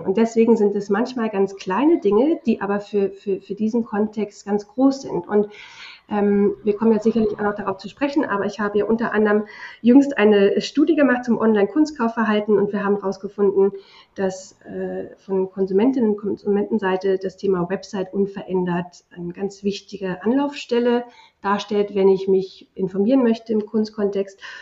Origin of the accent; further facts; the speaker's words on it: Germany; also born or lived in England; sind wir ja in Deutschland